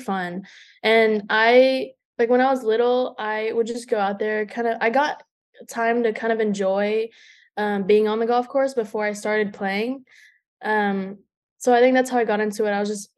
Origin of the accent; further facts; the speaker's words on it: Houston, Texas, United States; I'm from Houston